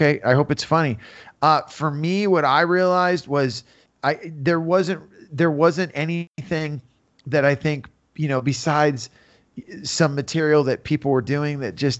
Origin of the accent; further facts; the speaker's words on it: Santa Cruz, California, United States; also born or lived in San Jose, California / Los Angeles, California; now in Southern California, United States; So I was born on the East Coast, but raised on the West Coast. And West Coast being Santa Cruz, California, till I was 15. And then San Jose